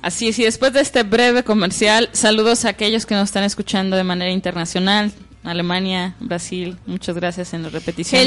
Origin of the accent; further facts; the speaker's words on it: Mexico; nosotros como mexicanos tenemos el catolicismo